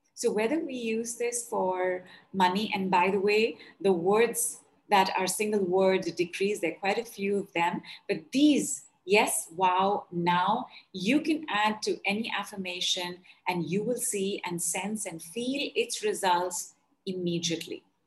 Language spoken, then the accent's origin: English; North India, India; I'm from India and I am from North India.